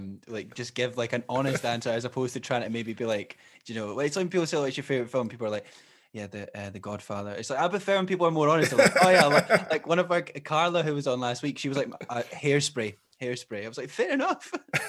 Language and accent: English; Scotland, United Kingdom; obviously, we're both Scottish, we're based here, but what do you think of the local Scottish music scene?